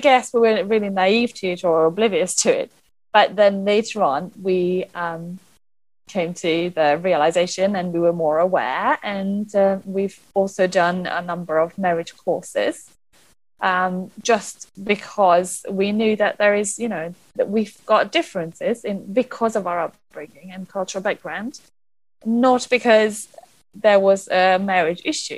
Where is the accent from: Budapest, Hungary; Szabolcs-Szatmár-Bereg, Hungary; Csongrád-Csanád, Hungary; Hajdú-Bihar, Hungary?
Budapest, Hungary; moved away as an adult; now in London, United Kingdom; I was brought up in Budapest, which is the capital city of Hungary, in a very Hungarian family, traditional upbringing.